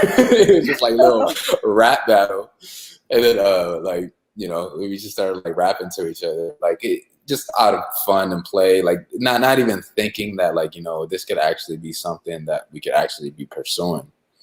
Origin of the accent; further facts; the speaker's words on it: Zimbabwe; Me personally, I'm from Zimbabwe, which is